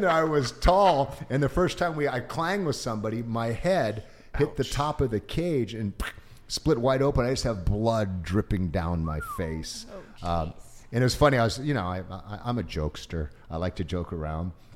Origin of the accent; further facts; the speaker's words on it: Orange County, California, United States; also born or lived in Japan / Santa Ana, California / Hollywood, California / San Jose, California; Even though I was half Asian, I grew up in Orange County, an all white area